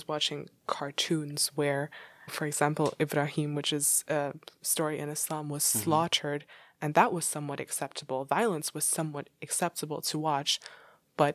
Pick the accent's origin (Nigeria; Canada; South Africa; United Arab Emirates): United Arab Emirates; Dubai; Growing up in the Middle East in Dubai, I remember we had some kind of biology class, and I was going to an international school.